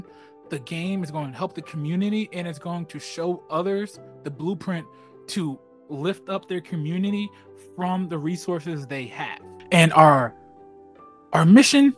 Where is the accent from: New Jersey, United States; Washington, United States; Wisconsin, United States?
New Jersey, United States; Plainfield; Growing up in Plainfield